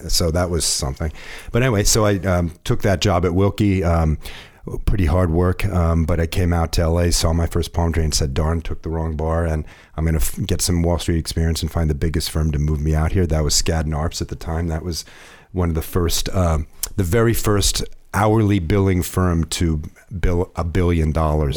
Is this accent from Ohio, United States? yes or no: yes; Ohio, United States; now in California, United States; I'm from Ohio